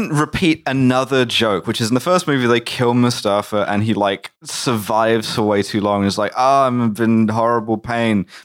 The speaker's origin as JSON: {"language": "English", "region": "England", "country": "United Kingdom", "said": "I'm English."}